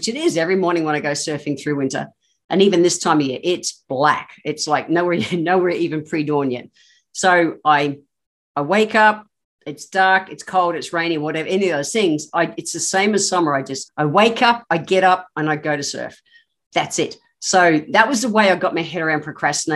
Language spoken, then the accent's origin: English; Queensland, Australia; I am a Queenslander. I've grown up in the tropics